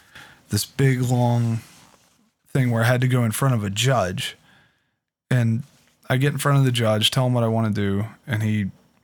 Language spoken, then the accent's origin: English; Pittsburgh, Pennsylvania, United States; I was originally from Pittsburgh. Yeah. I was born in Presby Hospital, and the adoption was from Allegheny County.